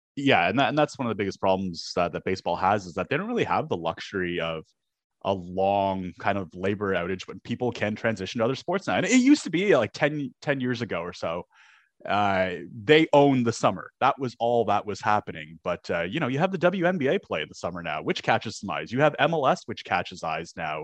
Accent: Canada; as a Canadian

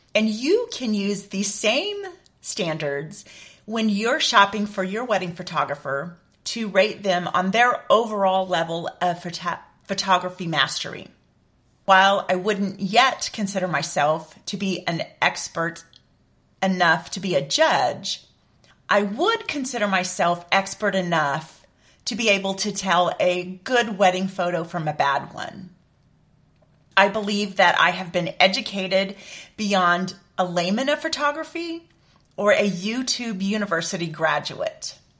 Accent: San Antonio area, Texas, United States; my hometown

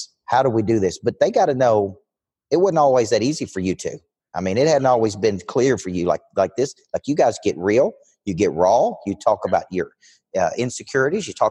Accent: the South, United States; where I live in the South

